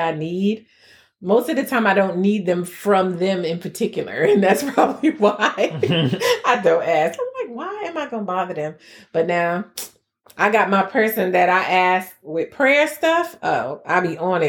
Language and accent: English; United States; I'm from New York